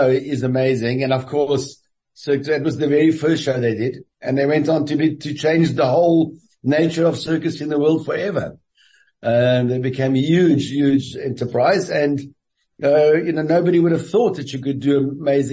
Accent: Cape Town, Western Cape, South Africa; moved away as an adult; also born or lived in Paris / Dominican Republic; my hometown for 6 weeks, Cape Town.

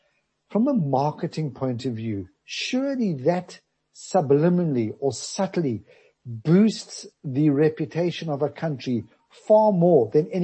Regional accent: South Africa; moved away

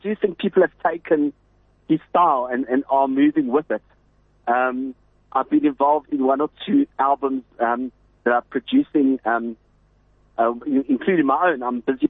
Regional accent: Port Elizabeth, Eastern Cape, South Africa; Well, I came up from Port Elizabeth in about 1985, and the first show I ever saw was …

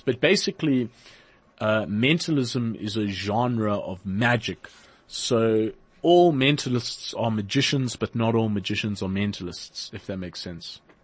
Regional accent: Port Elizabeth, Eastern Cape, South Africa; moved away; I'm originally from Port Elizabeth

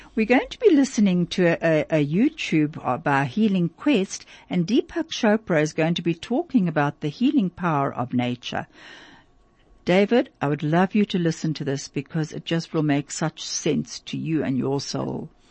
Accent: Vereeniging, Gauteng, South Africa; I remember also living there as a little girl

